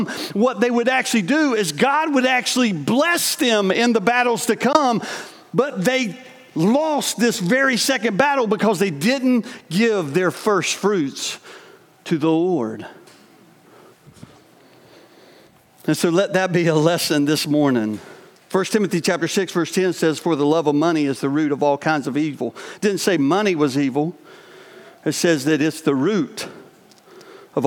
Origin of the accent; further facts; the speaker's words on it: the South, United States; moved away as an adult; also born or lived in New York; I grew up in the South and lived in a family that we weren't always honest with each other